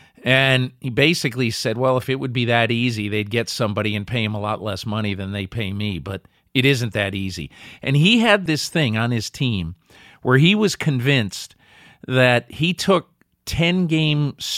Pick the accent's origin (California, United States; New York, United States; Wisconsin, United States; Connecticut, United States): Connecticut, United States; I grew up in Connecticut, and when I was a kid, you know, 8 or 10 years old, I became a huge Celtics fan.